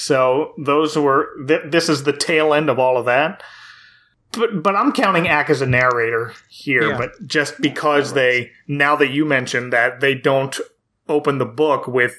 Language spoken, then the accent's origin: English; Blackwood, New Jersey, United States; Yes, a native of Cherry Hill, New Jersey, which is very close to where I grew up in the Blackwood, Clementon area.